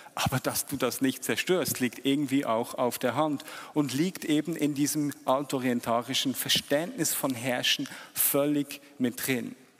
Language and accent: German; Switzerland; als Schweizer